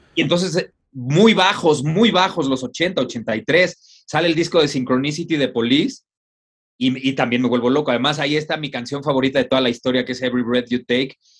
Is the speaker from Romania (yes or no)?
no; Mexico; así somos los mexicanos